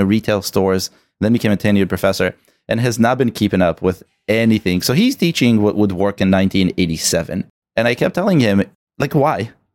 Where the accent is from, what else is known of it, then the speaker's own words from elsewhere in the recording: Israel; moved away; I'm originally from Israel, born